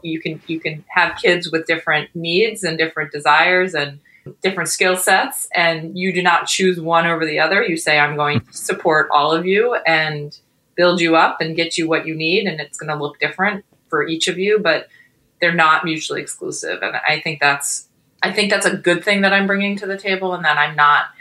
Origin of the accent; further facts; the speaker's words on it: New York, United States; moved away as an adult; also born or lived in Boston; now in New York City, United States; I'm originally from New York